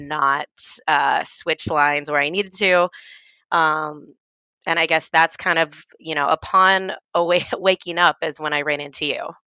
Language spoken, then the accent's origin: English; Tennessee, United States; moved away as an adult; also born or lived in Washington, D.C.; I grew up in Tennessee and I, and I went to school in Tennessee